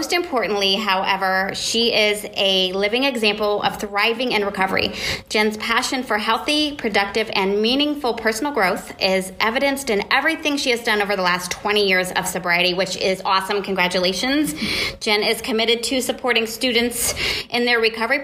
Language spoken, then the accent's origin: English; Columbus, Ohio, United States; my hometown, Columbus, Ohio